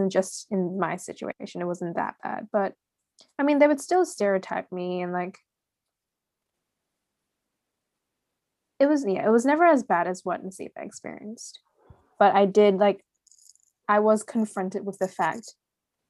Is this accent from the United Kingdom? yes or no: no; Singapore; now in Australia; I was born in Singapore and I guess raised there for most of my life